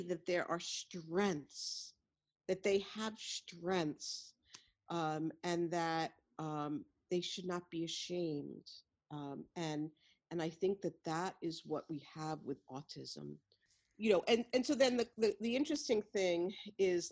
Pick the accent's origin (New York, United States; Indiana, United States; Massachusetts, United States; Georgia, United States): New York, United States; New York City; I'm a white Jewish woman from Brooklyn